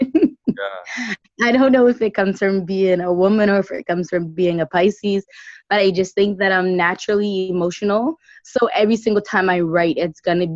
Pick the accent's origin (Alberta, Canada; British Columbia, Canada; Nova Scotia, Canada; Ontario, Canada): Nova Scotia, Canada; Dartmouth; now in Ottawa, Canada; I grew up in North End, Dartmouth